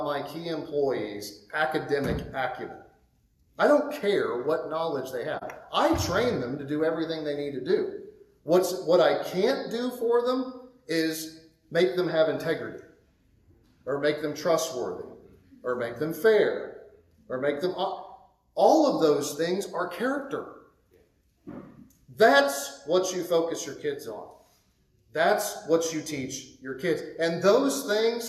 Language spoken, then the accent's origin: English; Midwest, United States; moved away; in the Midwest, my parents' generation, most of them were in factories